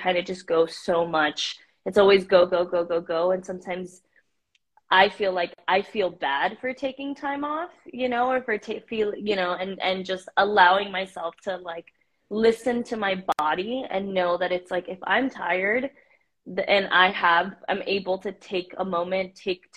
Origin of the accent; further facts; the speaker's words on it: Miami, Florida, United States; also born or lived in Mexico; I was born in Mexico and I grew up in Miami